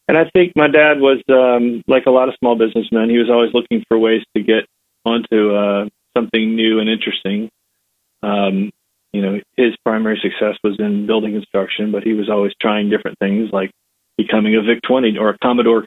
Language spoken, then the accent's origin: English; eastern Virginia, United States; now in Atlanta, United States; I grew up on a farm in eastern Virginia, not far from the Chesapeake Bay